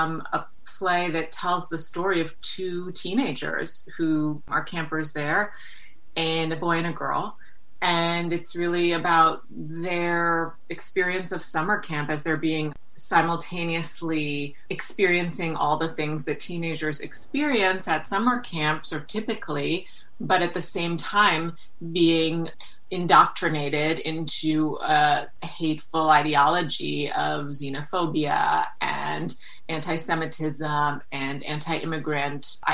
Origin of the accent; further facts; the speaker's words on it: New York City, New York, United States; Growing up in New York City